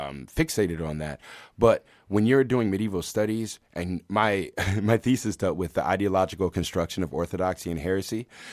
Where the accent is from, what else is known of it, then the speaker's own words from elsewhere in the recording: Washington, District of Columbia, United States; Washington, D.C.